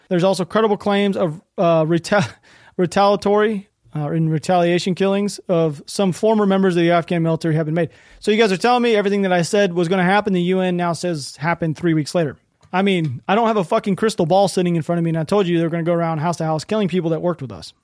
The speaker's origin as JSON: {"language": "English", "country": "United States", "said": "I'm an American"}